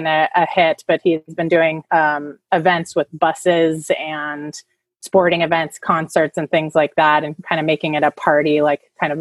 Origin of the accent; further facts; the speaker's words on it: Davis, California, United States; I grew up in Davis, California. So everyone thinks of just UC Davis, but I actually grew up there.